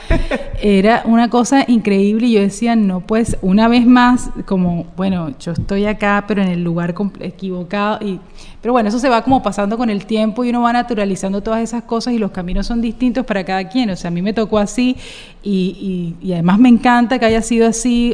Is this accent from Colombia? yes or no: yes; Cartagena, Bolívar, Colombia; moved away; also born or lived in Bogotá; Yo soy cartagenera.